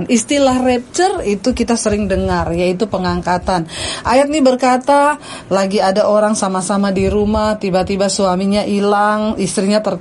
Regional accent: Poso, Central Sulawesi, Indonesia; born there; saya lagi ada di di kota Poso di tempat kelahiran saya

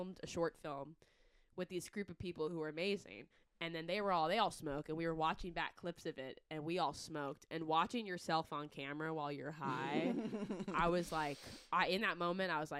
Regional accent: California, United States; I grew up in California.

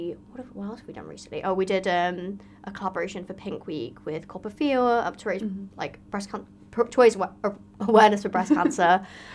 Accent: London, United Kingdom; moved away as an adult; now in Cardiff, United Kingdom; I am from North West London, mm-hmm. Which is great, but the area that I'm from is quite conservative.

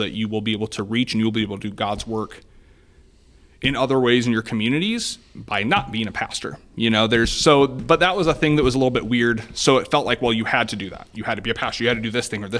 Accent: Columbia City, Indiana, United States; I get to work in my hometown. I get to meet people that, you know, just, I mean, in Columbia City

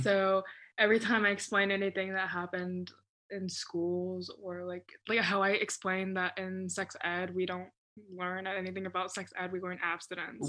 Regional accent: Hickory, North Carolina, United States; also born or lived in Chapel Hill, North Carolina; living in Hickory, North Carolina.

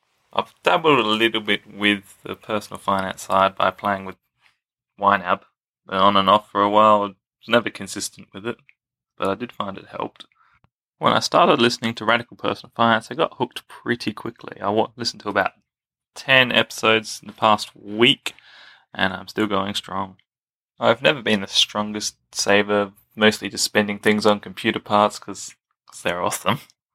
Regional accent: Australia; I am from Australia. I am 22 years old.

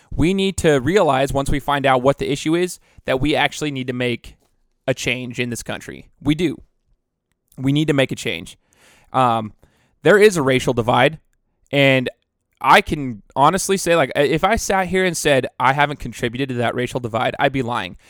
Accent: United States; I'm as American as it gets

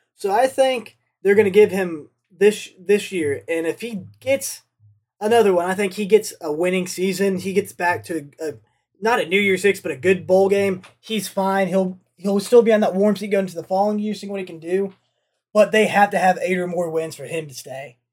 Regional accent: the South, United States; I'm from the South and I'm poor

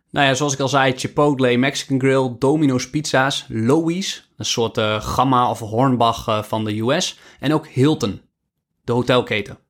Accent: Netherlands; als Nederlander

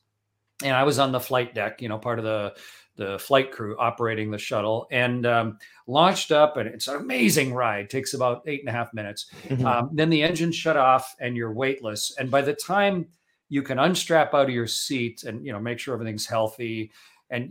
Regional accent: Canada; I'm Canadian

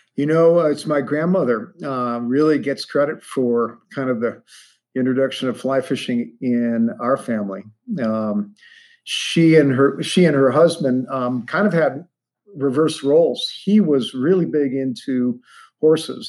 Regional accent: Ohio, United States; I grew up in Ohio.

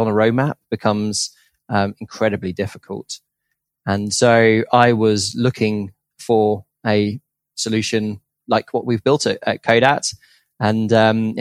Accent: United Kingdom; I grew up in just outside London in the UK

